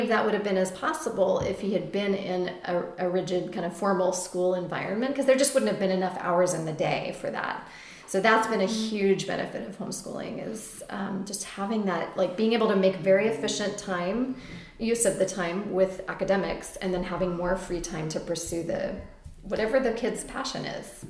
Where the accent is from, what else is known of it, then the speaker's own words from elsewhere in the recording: Texas, United States; now in Astoria, Queens, New York, United States; We grew up in Texas public schools mostly